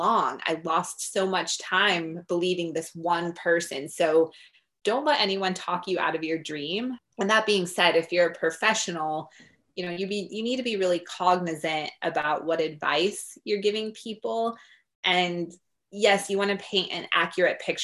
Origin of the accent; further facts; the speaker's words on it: Denver, Colorado, United States; I grew up in Denver, Colorado, which is a pretty big sports town.